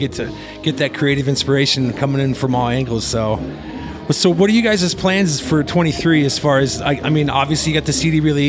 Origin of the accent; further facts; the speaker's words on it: Midwest, United States; You know, I'm from the Midwest.